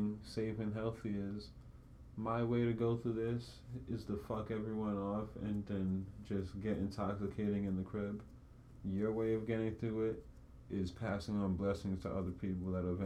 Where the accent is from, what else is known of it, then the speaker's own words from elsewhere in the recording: New York, United States; I'm a New Yorker